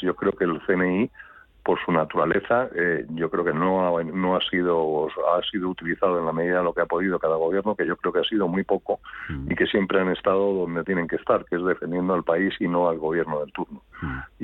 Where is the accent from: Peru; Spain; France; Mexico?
Spain; Yo como ciudadano español